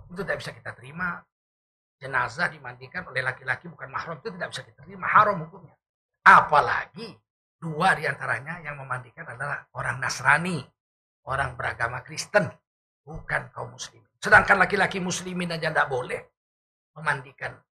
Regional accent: North Sumatra, Indonesia; born there; Terutama di daerah saya, kelahiran saya, Provinsi Sumatera Utara ini.

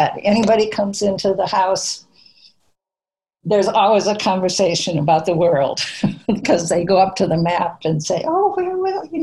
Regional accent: Minnesota, United States; I grew up in Minnesota and in a little farming town

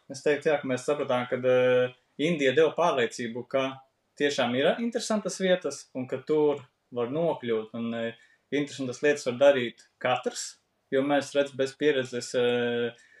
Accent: Latvia; esam latvieši

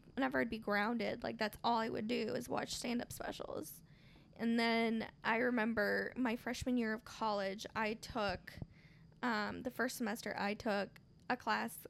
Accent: Marshalltown, Iowa, United States; also born or lived in Michoacán, Mexico (family home state); my hometown, Marshtown

